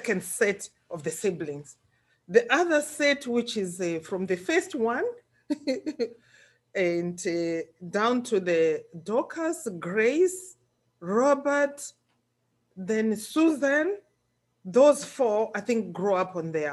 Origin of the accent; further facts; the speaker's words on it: Mondoro, Mashonaland West, Zimbabwe; Born in Zimbabwe, in the western province of Zimbabwe. They call it Marsh West in my country. And in the constituency, Mondoro is where I come from. And I got educated at Masawi Primary School. That's where I hail from. That's where I was born.